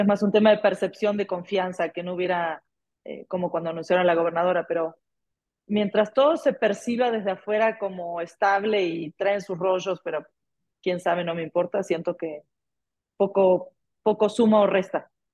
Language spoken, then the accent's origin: Spanish; Argentina; Como Argentina ya sabemos vivir en inflación